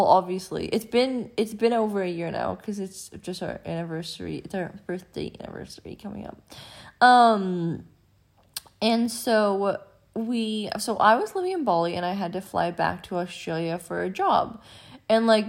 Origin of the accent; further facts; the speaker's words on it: Canada; accent: Canadian; I am from Canada, so that's why we sound different